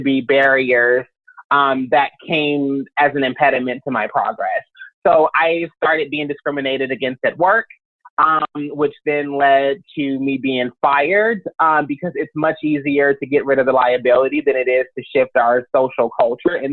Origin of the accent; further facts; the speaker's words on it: Louisville, Kentucky, United States; moved away as an adult; now in Los Angeles, United States; I'm originally from Louisville, Kentucky. I came out to Los Angeles in 2004